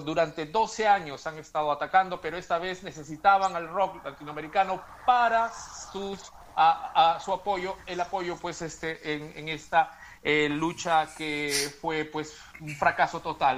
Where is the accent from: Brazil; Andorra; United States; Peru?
Peru; en mi país, Perú